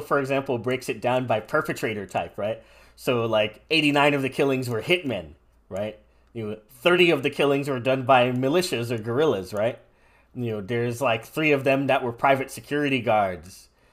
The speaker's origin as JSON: {"language": "English", "country": "United States", "said": "I'm, I'm an American"}